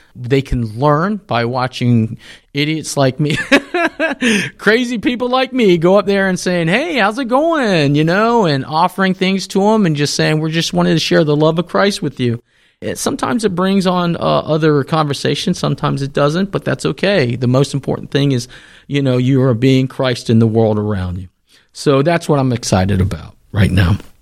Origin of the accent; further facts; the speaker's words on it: the South, United States; I'm going to say y'all because I'm from the South